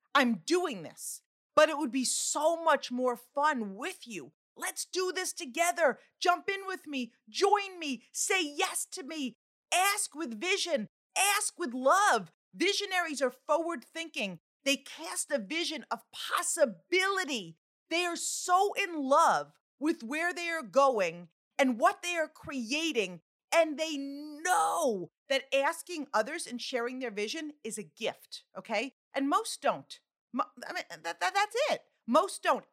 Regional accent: Long Island, New York, United States; now in New Jersey, United States; I live in New Jersey, okay? but, like, I'm from Long Island

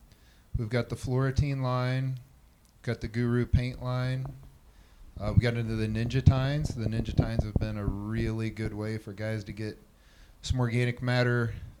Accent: Kansas City, United States; I'm from Kansas City.

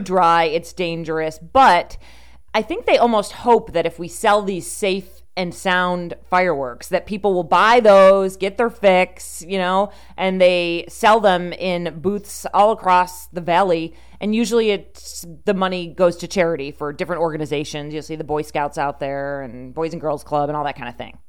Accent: Rochester, New York, United States; moved away; you and I grew up in Rochester, New York

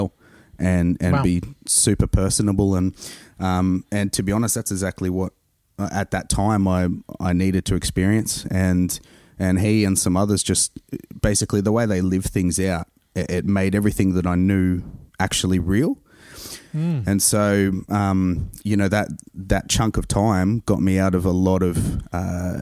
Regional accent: Central Coast, New South Wales, Australia; accent: Aussie; moved away; I grew up here in Australia and on the Central Coast.

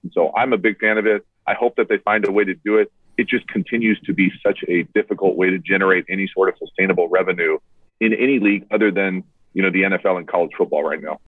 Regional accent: United States; me as an American fan

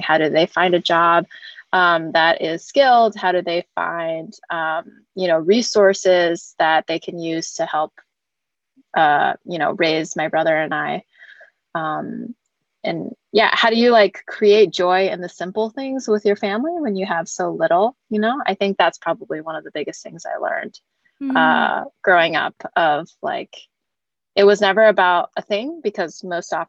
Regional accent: San Diego, California, United States; moved away as an adult; also born or lived in Denver; now in San Francisco, United States; I grew up in San Diego

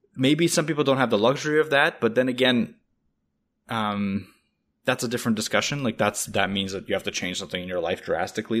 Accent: Russia; now in Canada; I'm from Russia

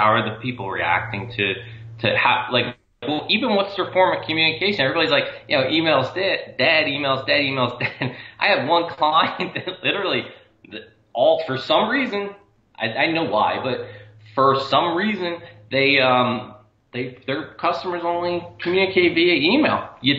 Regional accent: Maine, United States; I'm just saying the technology, I grew up in Maine.

